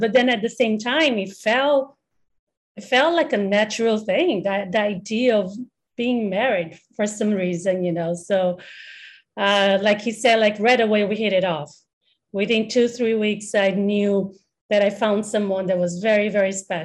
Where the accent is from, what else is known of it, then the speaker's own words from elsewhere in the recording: Brazil; now in Taiwan; I'm actually from Brazil. I was born and I grew up in Brazil